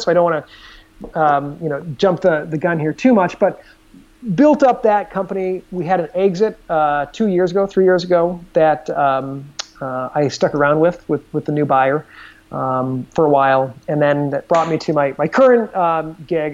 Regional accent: Des Moines, Iowa, United States; moved away as an adult; also born or lived in Chicago / Boston / New York City / Dominican Republic; I grew up in Des Moines.

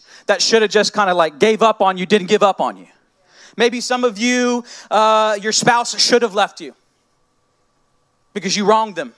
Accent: United States; I'm American

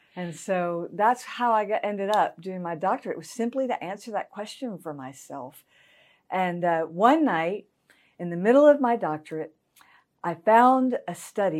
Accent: Augusta, Georgia, United States; also born or lived in Evans, Georgia; I was raised in Augusta, Georgia.

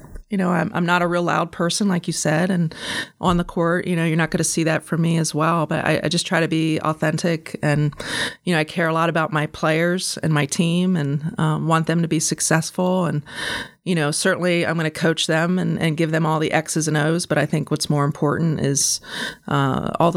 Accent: York County, Pennsylvania, United States; also born or lived in Harrisonburg, Virginia / Newark, Delaware / Philadelphia, Pennsylvania; I went to Hanover High School, so I'm local. I'm from York

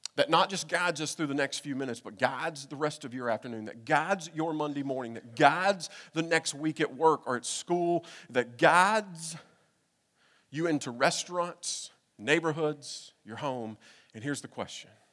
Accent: Kentucky, United States; moved away; I'm from Kentucky.

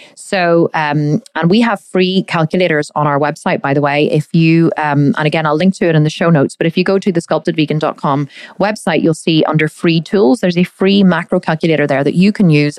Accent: Ireland; We do love a drink here in, in Ireland. I am Irish

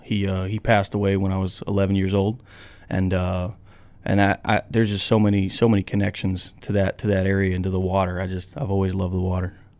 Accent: Ashburnham, Massachusetts, United States; I grew up on Sunset Lake in Ashburnham, Massachusetts.

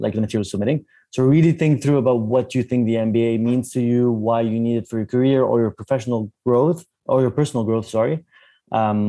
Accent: Lebanon; moved away; also born or lived in Canada; I'm Lebanese originally, but a bit like Shruti, I worked about 10 years in Canada

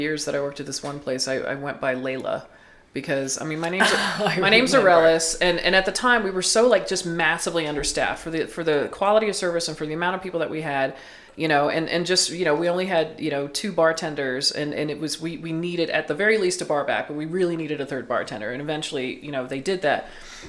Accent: the South, United States; growing up in the South

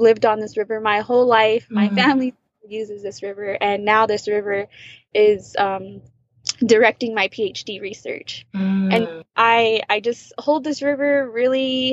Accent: Crow Reservation, southeastern Montana, United States; I come from the Absalugan Nation, from the Crow Reservation located in southeastern Montana

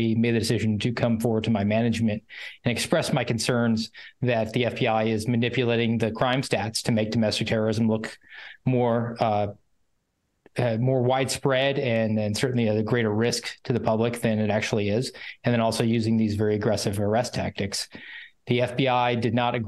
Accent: Georgia, United States; also born or lived in Northwest Iowa; now in Daytona Beach, United States; My hometown is in Georgia

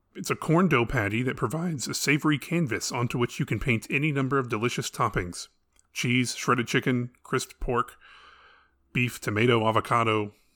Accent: United States; as an American

